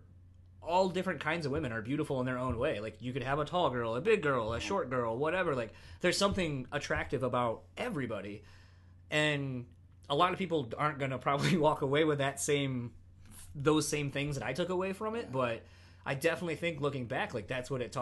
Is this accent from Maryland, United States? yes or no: no; Delaware, United States; growing up on the East Coast, like I'm from Delaware